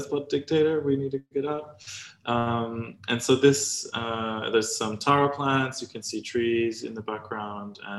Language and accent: English; Samoa; moved away; also born or lived in Australia; growing up in Samoa, but also in Australia